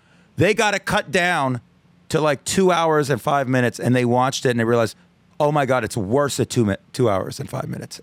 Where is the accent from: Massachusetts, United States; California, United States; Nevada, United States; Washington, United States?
Nevada, United States; Las Vegas; accent: dummy accent; I'm from Las Vegas.